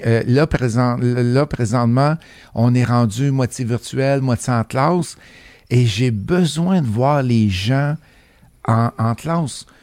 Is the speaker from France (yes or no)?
no; Saint-Prosper, Quebec, Canada; accent: beauceronne; moved away as an adult; also born or lived in Sherbrooke / Mississauga, Ontario; je suis originaire de la Beauce, fait que s'il y a des mots des fois que, que ça ne sonne pas montréalais, ça c'est mon origine beauceronne